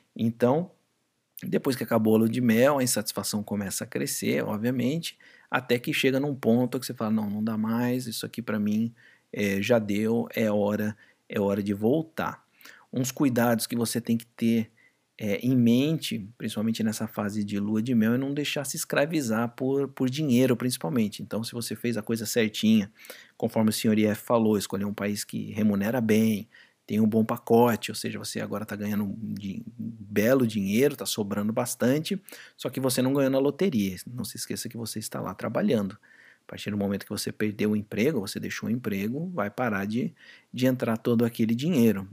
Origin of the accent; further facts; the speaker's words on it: Brazil; aqui no Brasil